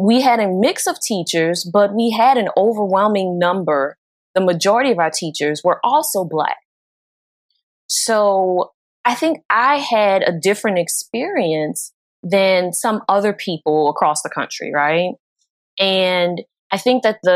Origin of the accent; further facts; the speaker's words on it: New Orleans, Louisiana, United States; I'm from New Orleans, and New Orleans has been predominantly Black